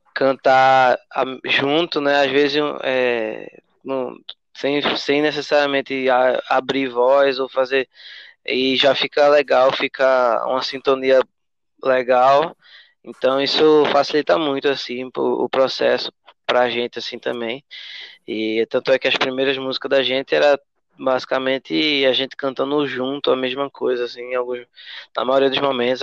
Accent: Carpina, Pernambuco, Brazil; also born or lived in Recife / Escada; now in Vitória de Santo Antão, Brazil; eu nasci em Recife, né, Joyce também, a gente nasceu em Recife, e, mas eu cresci no interior, cresci em Carpina. me considero de Carpina, apesar de ter saído lá novo, mas aí já morei em vários lugares, morei em Escada. Atualmente eu moro em Vitória

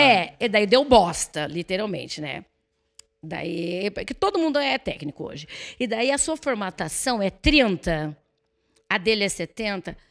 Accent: Santo André, São Paulo, Brazil; now in Cerqueira César, Brazil; eu nasci em Santo André

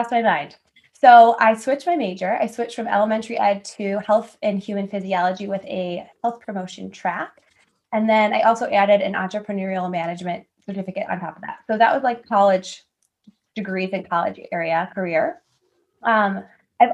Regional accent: Winfield, Illinois, United States; also born or lived in Iowa; I grew up in the Chicago suburbs, so Winfield, Illinois.

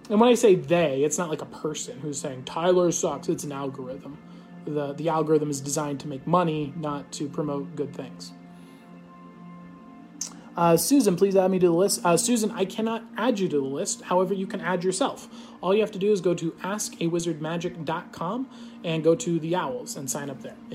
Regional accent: Australia; I'm Australian.

